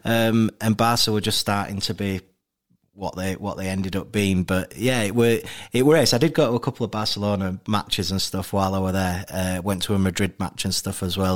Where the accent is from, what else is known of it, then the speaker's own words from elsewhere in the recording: Leeds, Yorkshire and the Humber, United Kingdom; bo-, born and raised in Leeds, um, grew up in, mainly in a place called Wimmoor